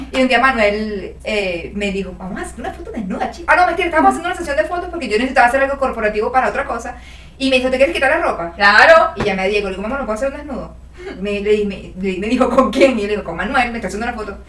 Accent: Venezuela; moved away; sí extraño Venezuela, extraño lo que vivía allá

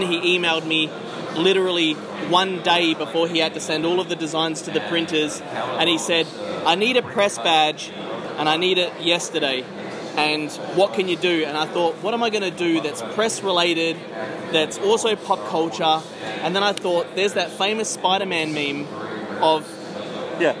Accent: Western Australia, Australia; I'm from Western Australia, Tennessee

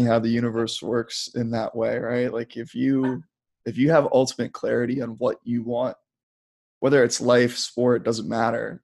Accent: Maryland, United States; growing up in Maryland

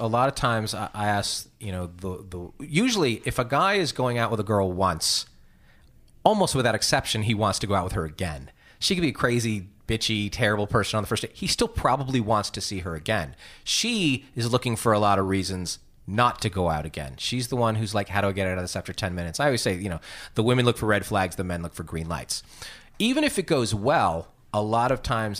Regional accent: New York, United States; moved away; I'm from New York originally

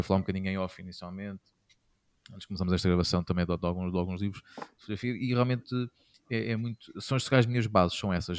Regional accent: Castelo Branco, Centro, Portugal; moved away; sou de Castelo Branco, sou de Castrense, eh, já não moro

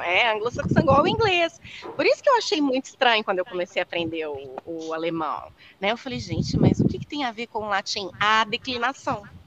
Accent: Minas Gerais, Brazil; accent: mineiro; also born or lived in London; now in Paraná, Brazil; Eu sou mineira

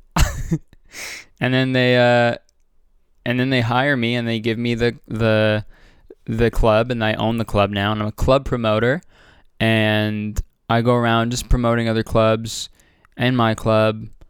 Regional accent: Toronto, Ontario, Canada; moved away; I'm doing a show in Toronto, Toronto, Canada, Ontario, my hometown

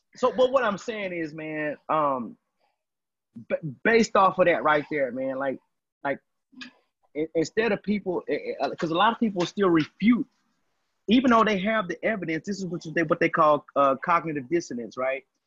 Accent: Texas, United States; I'm from Texas

